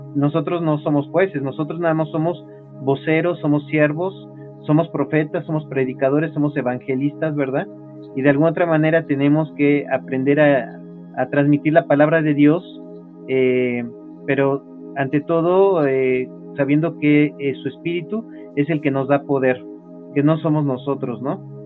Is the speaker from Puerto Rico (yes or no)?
no; Mexico; En nuestro caso, de nuestro país, México